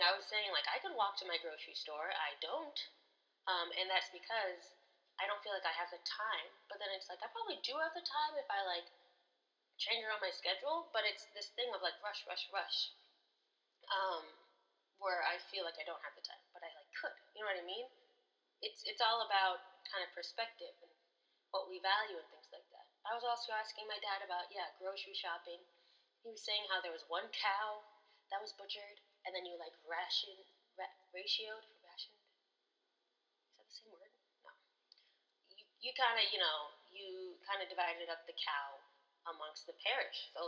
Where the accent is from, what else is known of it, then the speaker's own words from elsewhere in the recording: United States; my American perspective